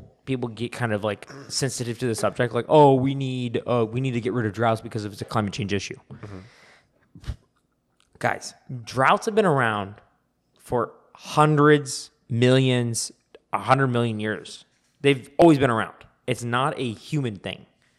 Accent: San Diego, California, United States; Oh, we're from California, San Diego, and we have actually unlimited supply called the Pacific Ocean.

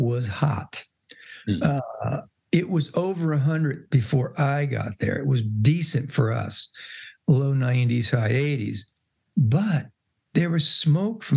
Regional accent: East Coast, United States; we grew up together on the East Coast.

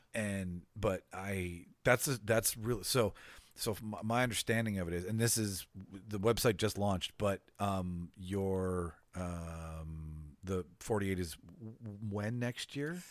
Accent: Winnipeg, Manitoba, Canada; It's about my hometown

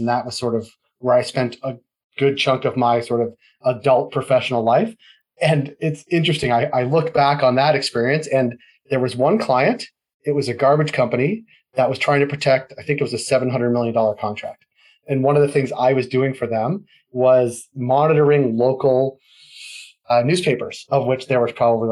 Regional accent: Boston, Massachusetts, United States; moved away as an adult; also born or lived in Atlanta, United States / Washington DC, United States / California, United States; now in Toronto, Canada; I'm from Boston originally, grew up outside of Boston

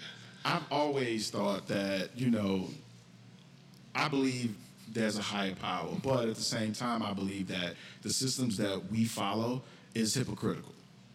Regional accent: the South, United States; growing up in the South

